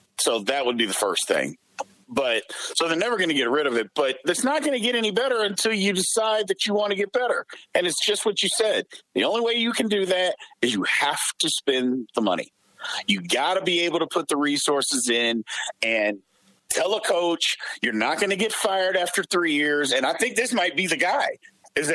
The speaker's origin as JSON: {"language": "English", "town": "Louisville", "region": "Kentucky", "country": "United States", "tie": "born or raised there", "said": "I grew up in Louisville."}